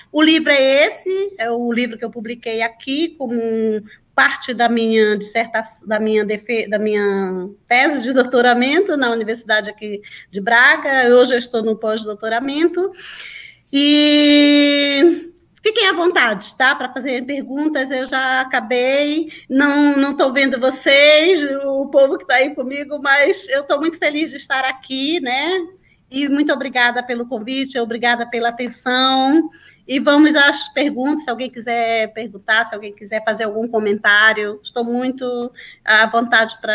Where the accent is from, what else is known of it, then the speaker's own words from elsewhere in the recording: Santa Luzia do Pará, Pará, Brazil; moved away; also born or lived in Capanema; Eu sou daí, de muito pertinho de Capanema. Eu sou de Santa Luzia do Pará, minha família toda é daí.